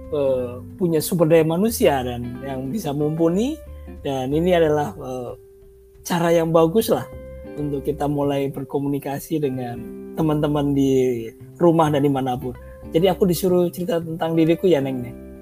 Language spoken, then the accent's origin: Indonesian; Surabaya, East Java, Indonesia; moved away as an adult; also born or lived in Bandung; aku orang Surabaya, Surabaya rumahnya dekat uh, eh, Wonokromo, dekat terminal